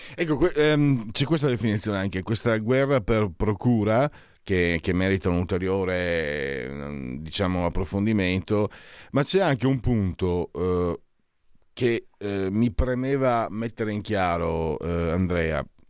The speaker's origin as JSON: {"language": "Italian", "region": "Friuli-Venezia Giulia", "country": "Italy", "said": "io vengo dal Friuli"}